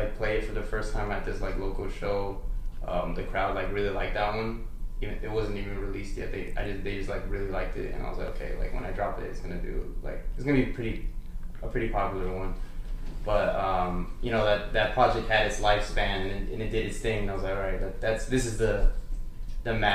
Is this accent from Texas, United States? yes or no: yes; El Paso, Texas, United States; also born or lived in Arlington, Texas; I'm from El Paso, Texas, and then, I mean, moved to Arlington